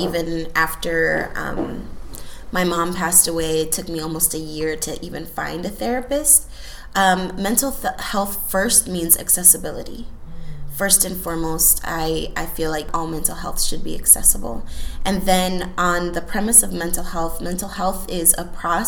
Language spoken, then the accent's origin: English; Chicago, Illinois, United States; also born or lived in Houston, Texas; second generation Boricua, born and raised in Chicago.